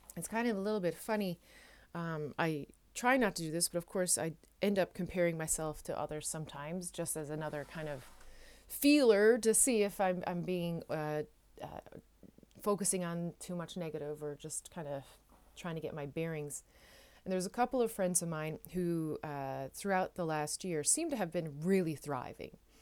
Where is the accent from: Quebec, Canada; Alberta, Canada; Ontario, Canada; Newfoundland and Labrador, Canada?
Newfoundland and Labrador, Canada; now in Netherlands; I am a Newfoundlander and Canadian coming to you from a city just south of Amsterdam, uh, in the Netherlands